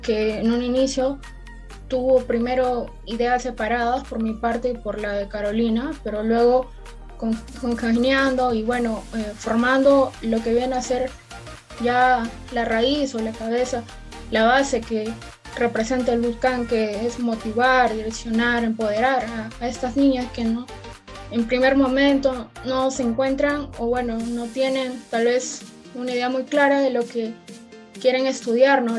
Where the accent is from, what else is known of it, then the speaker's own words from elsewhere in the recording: La Libertad, Peru; soy de La Libertad